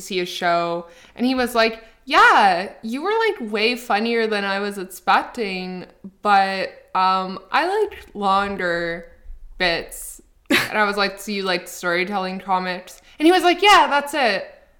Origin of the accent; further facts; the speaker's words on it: Newfoundland and Labrador, Canada; I'm from Newfoundland.